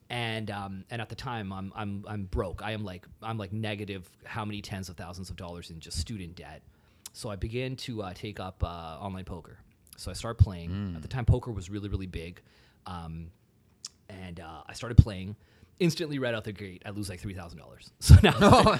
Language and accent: English; GTA suburbs, Ontario, Canada; I grew up uh, throughout like different GTA suburbs